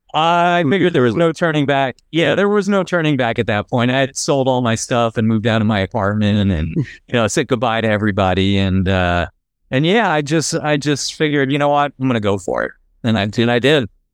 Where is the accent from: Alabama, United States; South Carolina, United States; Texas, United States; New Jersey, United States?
New Jersey, United States; moved away; I grew up in New Jersey